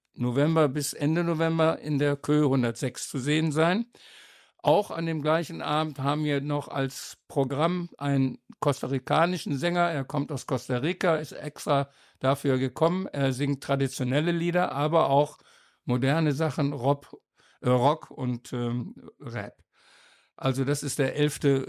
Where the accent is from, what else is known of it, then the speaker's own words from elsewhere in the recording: Osnabrück, Lower Saxony, Germany; moved away; ich bin damals in Osnabrück zur Schule gegangen